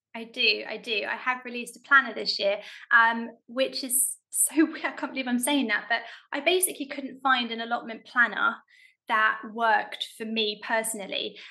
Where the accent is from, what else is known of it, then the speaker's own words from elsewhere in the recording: London, United Kingdom; I grew up in South London